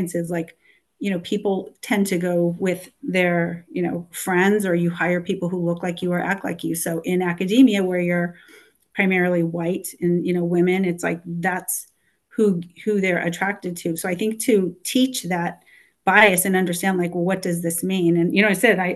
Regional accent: Los Angeles, California, United States; I'm from Los Angeles

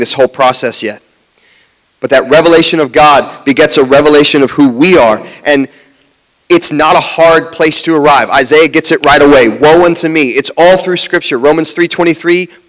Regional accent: Jacksonville, Florida, United States; also born or lived in West Palm Beach, Florida; I grew up in Jacksonville and I was going to school in West Palm Beach

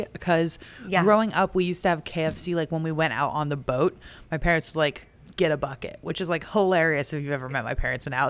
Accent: Savannah, Georgia, United States; So yes, I am from Savannah, Georgia.

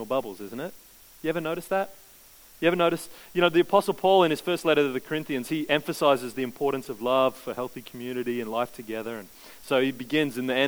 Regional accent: Queensland, Australia; I grew up in Queensland.

